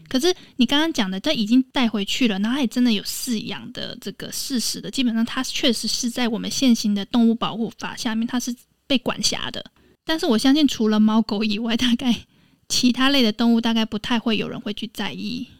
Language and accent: Chinese; Taiwan; 我来自台湾